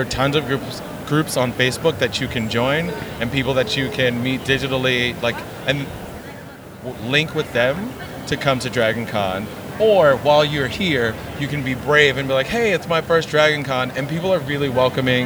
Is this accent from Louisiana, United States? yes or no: no; New York City, New York, United States; New York City, born and raised in Harlem